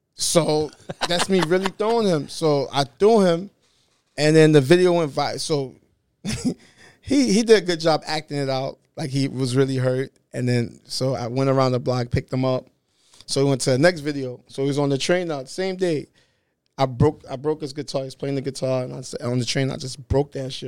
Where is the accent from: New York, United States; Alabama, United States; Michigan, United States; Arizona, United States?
New York, United States; New York City; I'm from Brooklyn. I'm Haitian.